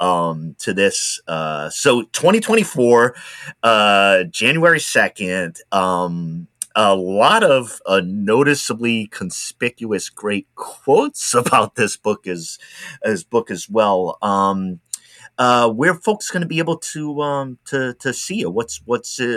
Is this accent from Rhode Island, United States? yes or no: yes; Rhode Island, United States; now in Oregon, United States; I'm from Rhode Island originally